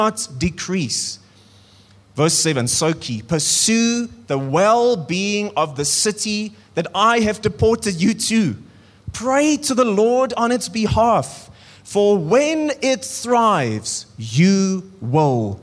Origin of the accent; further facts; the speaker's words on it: South Africa; our country